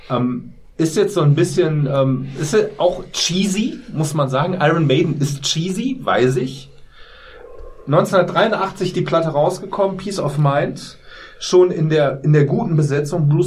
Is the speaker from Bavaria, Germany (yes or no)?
no; Solingen, North Rhine-Westphalia, Germany; Ich bin in Solingenwald zur Schule gegangen